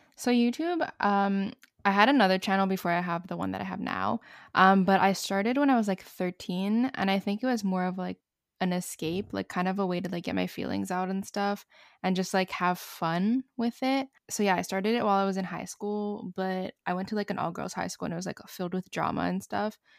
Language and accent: English; Montreal, Quebec, Canada; I'm from Montreal, Canada